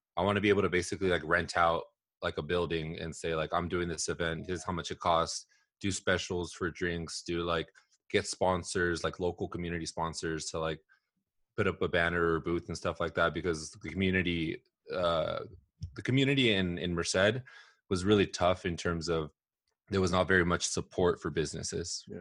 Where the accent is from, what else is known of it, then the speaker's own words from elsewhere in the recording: Southern California, United States; also born or lived in Los Angeles / Bay Area; I grew up here in Southern California, actually. I was born in Los Angeles. Um, I moved around a ton growing up